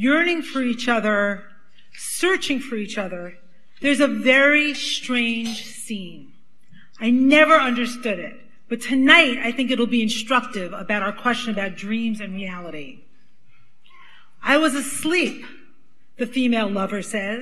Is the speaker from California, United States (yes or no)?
no; New York City, New York, United States; accent: Brooklyn; now you can really hear I'm from Brooklyn